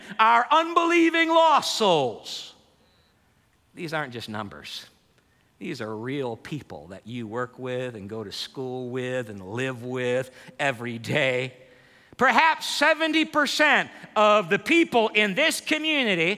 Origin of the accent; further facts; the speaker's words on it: Holland, Michigan, United States; I grew up in Holland, Michigan